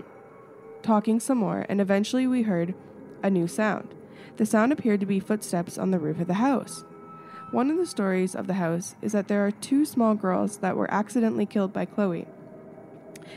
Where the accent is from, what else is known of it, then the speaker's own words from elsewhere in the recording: Canada; I'm in little old Canada where the polar bears are